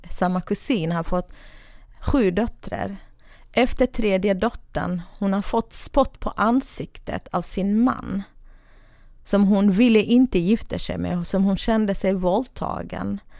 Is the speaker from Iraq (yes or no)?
yes; Iraqi Kurdistan, Kurdistan Region, Iraq; now in Sweden; södra Kurdistan, eh, irakiska delen då. Eh, från en ganska rik familj, men ganska eh, traditionell och religiös familj.